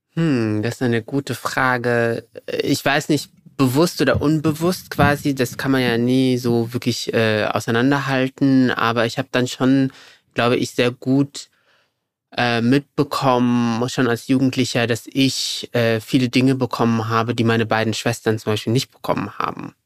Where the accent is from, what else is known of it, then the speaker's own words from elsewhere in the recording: Morocco; moved away as an adult; now in Germany; weil ich bin ja in Deutschland geboren. Meine Eltern, sogenannte GastarbeiterInnen, sind dann, als ich sieben Jahre alt war, zurück nach Marokko gegangen. Dort bin ich zur Schule gegangen und dann bin ich zum Studium zurück nach Deutschland